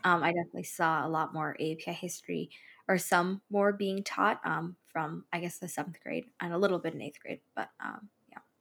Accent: California, United States; also born or lived in East Bay, near Oakland; I spent a little bit of my childhood down in Southern California, and then I moved here, like, to the Bay Area around five years ago

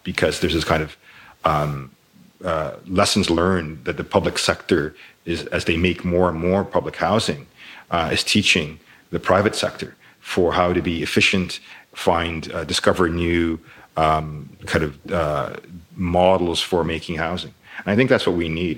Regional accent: Toronto, Ontario, Canada; I grew up in Toronto

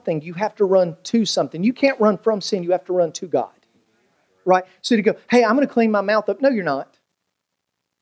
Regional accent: United States; my family, we grew up in on the Virginia-Tennessee line

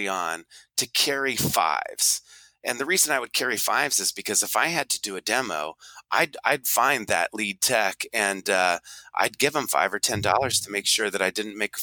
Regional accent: Des Moines, Iowa, United States; I'm from the Midwest, you know, the junction of 80 and 35.

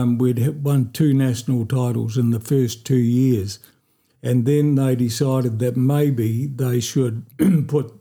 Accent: Oamaru, Otago, New Zealand; I was born here in Oamaru

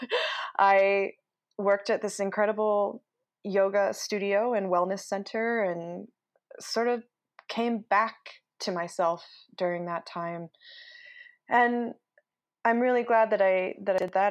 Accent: Utah, United States; moved away as an adult; And I grew up in Utah and haven't didn't spend much of my adult life here, so now that I'm back

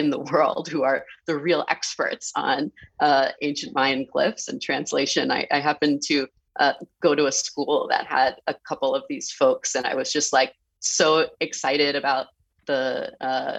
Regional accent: San Francisco, California, United States; I grew up in San Francisco

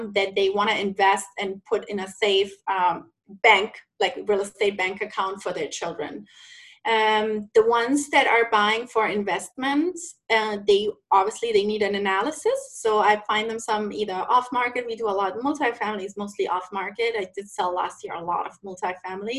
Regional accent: Southeast Florida, United States; I'm from Southeast Florida, and I'm a real estate professional.

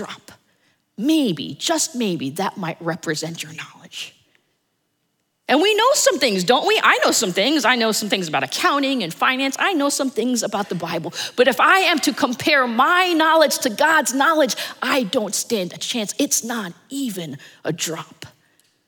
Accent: New Jersey, United States; now in Dallas, United States; I'm originally from New Jersey. My family is still there. And there are often times that I want to be here in Dallas, but I also want to be in New Jersey

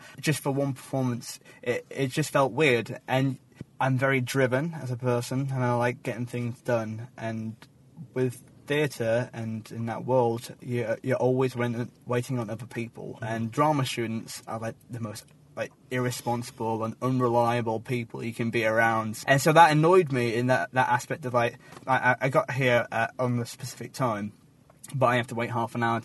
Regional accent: Yorkshire and the Humber, United Kingdom; moved away as an adult; now in Kent, United Kingdom; I come from Yorkshire

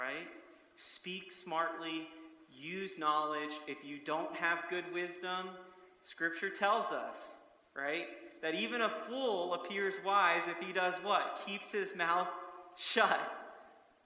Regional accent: United States; I love many things about being American

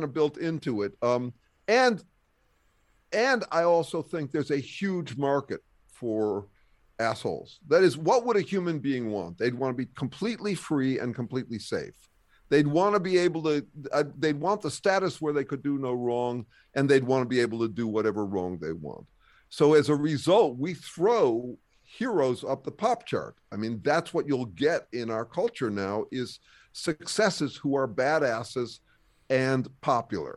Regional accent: Berkeley, California, United States; also born or lived in upstate New York; I'm from Berkeley

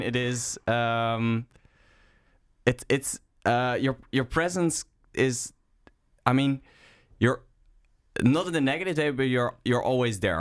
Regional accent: Netherlands; English is a second language; I'm from Tuttingham

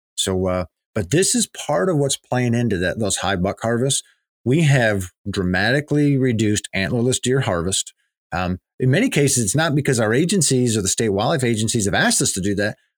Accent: Pennsylvania, United States; growing up in Pennsylvania

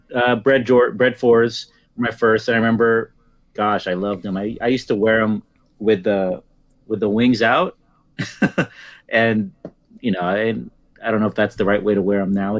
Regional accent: Daly City, California, United States; near Daly City where I grew up in the Bay Area

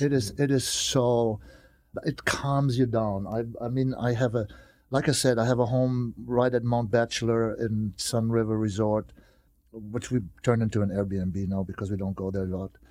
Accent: Germany; moved away; my hometown, you know, is always my hometown in Germany

